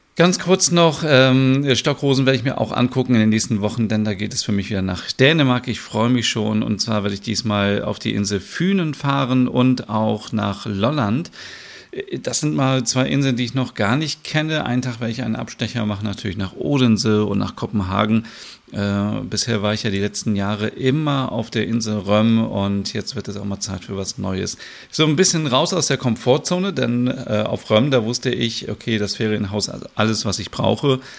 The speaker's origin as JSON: {"language": "German", "town": "Bad Bramstedt", "region": "Schleswig-Holstein", "country": "Germany", "tie": "born or raised there", "also_born_or_lived": "Kaltenkirchen, Germany", "said": "ich bin ja in Schleswig-Holstein geboren. Also ich bin hier in Kaltenkirchen geboren, in der Nähe von Hamburg. Und ich bin in der Stadt Bad Bramstedt aufgewachsen."}